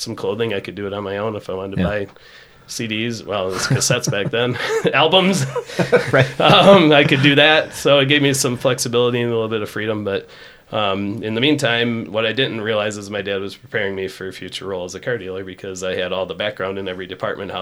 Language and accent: English; Rockton, Illinois, United States; I grew up in Rockton